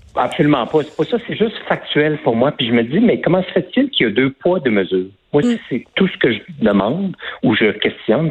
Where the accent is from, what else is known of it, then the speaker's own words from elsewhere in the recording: Quebec, Canada; je suis né au Québec, de parents français, donc je j'ai pas l'accent français